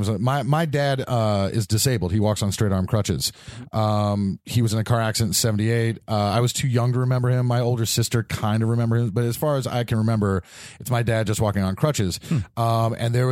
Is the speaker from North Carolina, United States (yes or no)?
yes; High Point, North Carolina, United States; I grew up in North Carolina